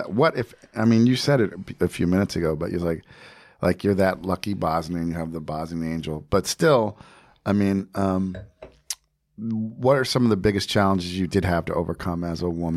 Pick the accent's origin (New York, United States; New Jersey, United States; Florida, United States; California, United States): New Jersey, United States; I'm from Jersey. I'm not from Germany